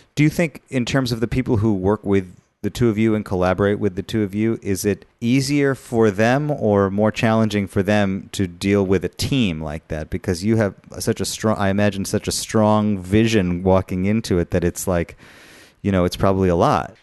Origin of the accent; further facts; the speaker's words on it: United States; as an American Jew